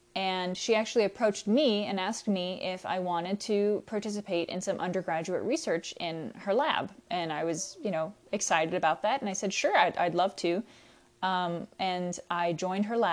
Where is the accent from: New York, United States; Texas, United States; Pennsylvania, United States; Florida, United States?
Texas, United States; I'm originally from Texas, so I decided to go to Sam Houston State because it was pretty close to home